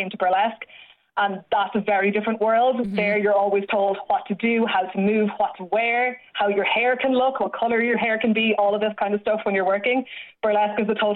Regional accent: Galway, Connacht, Ireland; moved away as an adult; also born or lived in London; Galway, which is where I'm from.

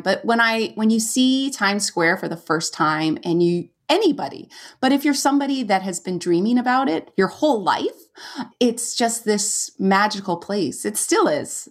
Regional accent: Valencia, California, United States; moved away as an adult; I went to Cal Arts, which was in my hometown.

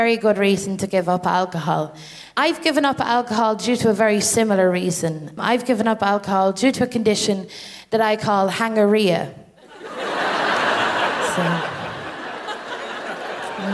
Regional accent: Ireland; as an Irish person

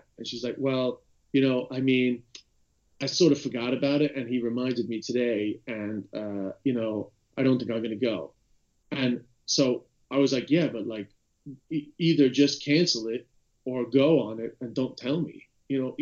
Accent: United States; me being American

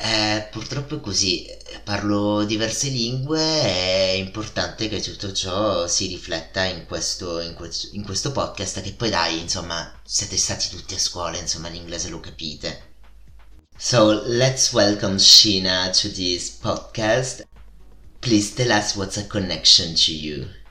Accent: Italy; accent: Italian; io in inglese ho un accento fortissimo, un accento italiano fortissimo

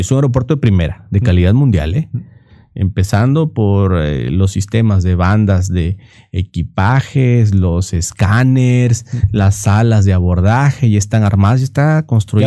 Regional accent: Minatitlán, Veracruz, Mexico; ahí donde yo soy, soy de Minatitlán, Veracruz

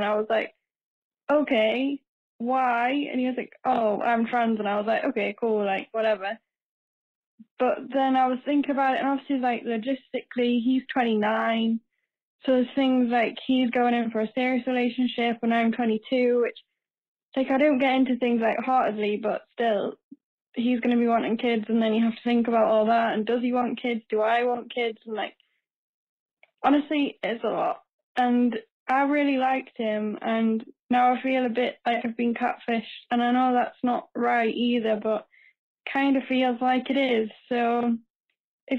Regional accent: United Kingdom; I'm from the UK, if you can't tell by my accent

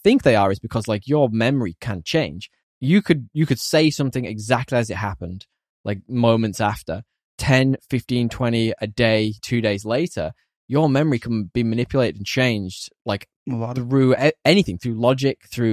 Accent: United Kingdom

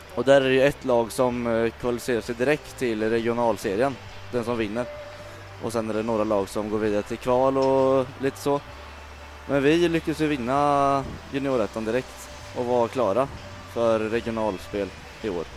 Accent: Falun, Dalarna County, Sweden; also born or lived in Mjölby; uppe i Falun där jag växte upp

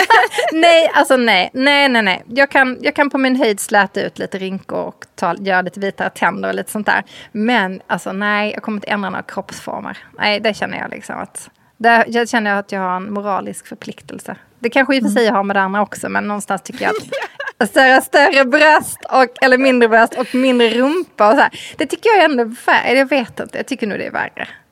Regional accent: Skåne, Sweden; som halvdansk skåning

